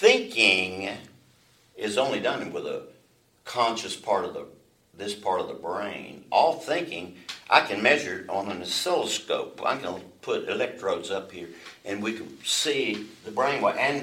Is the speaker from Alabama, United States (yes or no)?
yes; Alabama, United States; I was born in Alabama